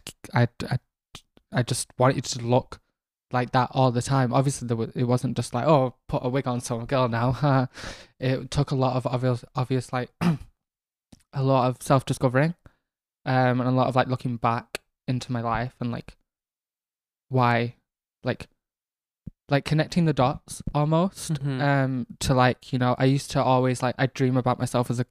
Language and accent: English; Manchester, North West England, United Kingdom; also born or lived in Rochdale; I am from Manchester originally, born and raised in North Manchester, the council estates of New Moston.